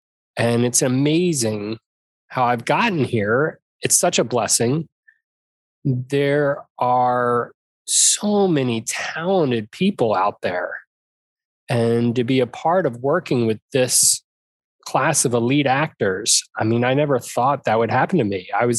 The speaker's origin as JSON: {"language": "English", "region": "Arizona", "country": "United States", "said": "I'm from Arizona. There's no ocean to speak of."}